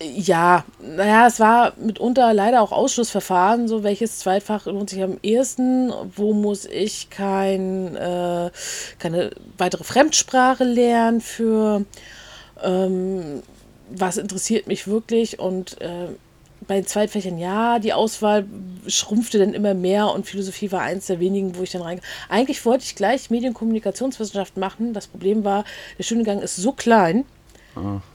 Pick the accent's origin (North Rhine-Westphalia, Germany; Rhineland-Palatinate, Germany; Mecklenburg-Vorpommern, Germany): Mecklenburg-Vorpommern, Germany; a village near Schwerin; now in Rostock, Germany; aufgewachsen auf dem Dorf. Das hatten wir schon mal gesagt, in der Nähe von Schwerin.